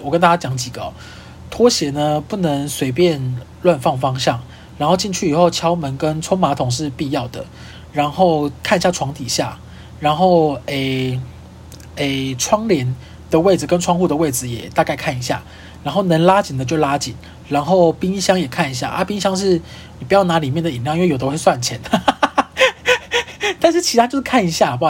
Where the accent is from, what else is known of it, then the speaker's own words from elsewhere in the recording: Kaohsiung, Taiwan; now in Taipei, Taiwan; 因为我是高雄人嘛， 然后我现在就在台北租房子